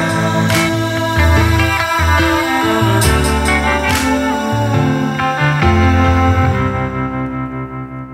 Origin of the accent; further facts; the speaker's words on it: Manitoba, Canada; now in Ottawa, Canada; I grew up in Manitoba